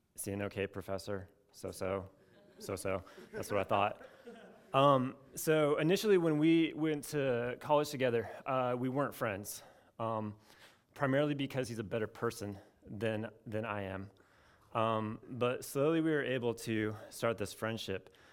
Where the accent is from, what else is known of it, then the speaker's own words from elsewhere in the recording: Portland, Oregon, United States; moved away as an adult; also born or lived in Chapel Hill, North Carolina; I'm from Portland, Oregon